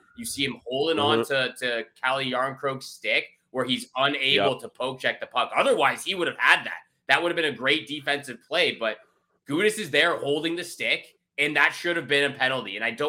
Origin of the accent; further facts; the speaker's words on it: Toronto, Ontario, Canada; We're both from Toronto